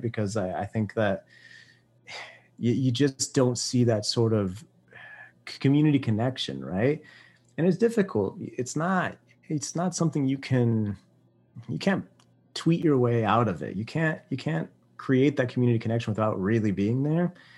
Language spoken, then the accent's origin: English; Fort Worth, Texas, United States; I'm from Fort Worth, but, like, went to Keller schools.